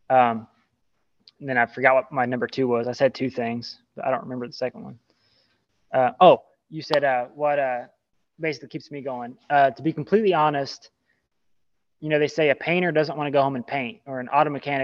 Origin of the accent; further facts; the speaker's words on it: Southern Kentucky, United States; I grew up in Southern Kentucky